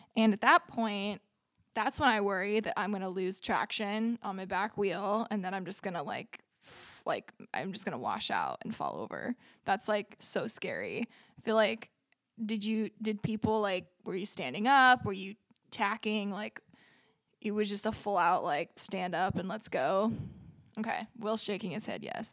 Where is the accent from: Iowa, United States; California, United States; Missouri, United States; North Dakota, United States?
California, United States; Ramona; I grew up in Ramona